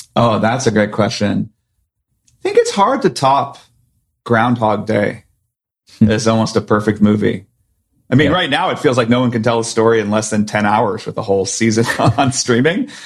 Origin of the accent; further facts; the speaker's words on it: Silicon Valley, California, United States; I grew up in Silicon Valley, but my parents are both doctors